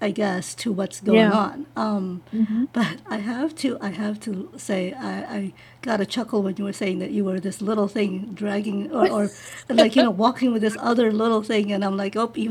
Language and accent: English; New York City, New York, United States; you and I grew up in Flushing